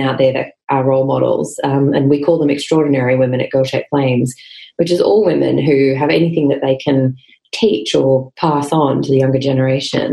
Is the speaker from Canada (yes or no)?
no; Queensland, Australia; moved away as an adult; I'm a Queenslander through and through, but I did duck out of here as fast as I could after university